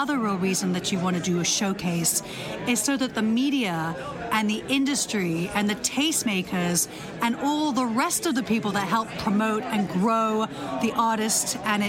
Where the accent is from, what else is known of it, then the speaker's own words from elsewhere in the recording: London, United Kingdom; now in New York City, United States; I'm originally from London, England.